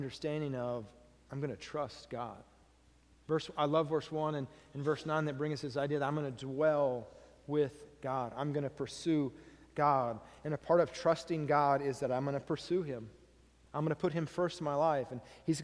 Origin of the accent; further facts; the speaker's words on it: United States; me as an American